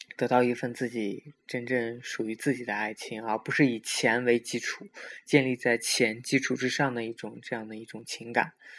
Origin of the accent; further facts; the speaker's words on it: Xinjiang, China; 因为我也是新疆的